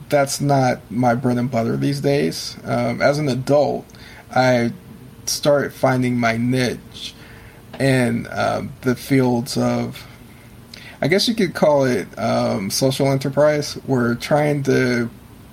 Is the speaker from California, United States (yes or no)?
yes; San Francisco area, California, United States; I grew up in California, which was, at the time anyway, it was pretty bohemian, because I lived in the San Francisco area